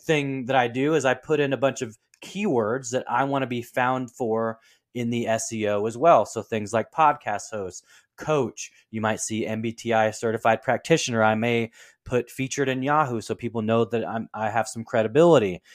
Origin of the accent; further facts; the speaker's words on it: Portland, Oregon, United States; my hometown team of the Trailblazers